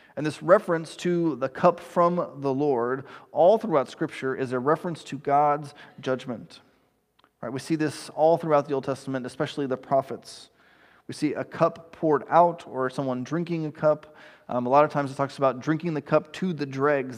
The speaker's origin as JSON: {"language": "English", "region": "East Texas", "country": "United States", "tie": "born or raised there", "said": "I grew up in East Texas"}